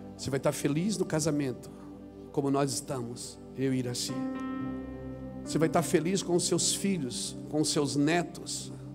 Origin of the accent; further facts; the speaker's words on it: Santa Catarina, Brazil; eu sou lá de Santa Catarina, sou um pregador